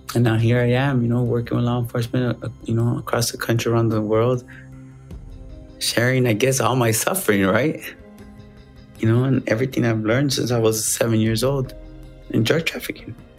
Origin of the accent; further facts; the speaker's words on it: Chicago, Illinois, United States; I was born in Chicago, made in America